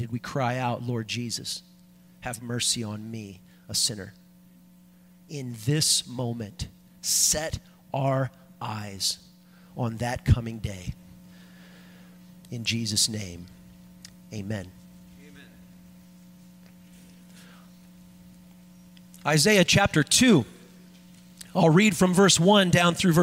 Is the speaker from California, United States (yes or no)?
yes; Los Angeles, California, United States; moved away as an adult; also born or lived in Washington State; now in Wisconsin, United States; I grew up in Southern California in the San Fernando Valley, surrounded by those Santa Ana foothills.